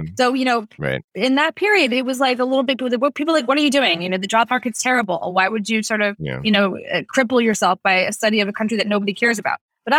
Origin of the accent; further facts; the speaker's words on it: United States; And me, you know, as an American, I work for the DoD.